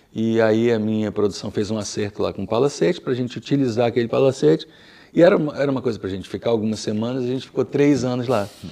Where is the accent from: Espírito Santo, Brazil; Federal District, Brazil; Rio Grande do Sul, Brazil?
Federal District, Brazil; Brasília; accent: Brasília; also born or lived in Rio de Janeiro; now in Lisbon, Portugal; como eu vivi em Brasília, e ia para o Rio de Janeiro, minha cidade, as pessoas, nossa, você tem um sotaque estranho, diferente, de onde você é? Eu sou de Brasília